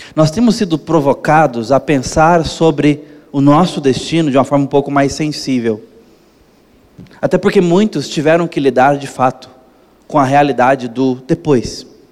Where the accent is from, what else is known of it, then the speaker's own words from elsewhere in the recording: Brazil; como brasileiros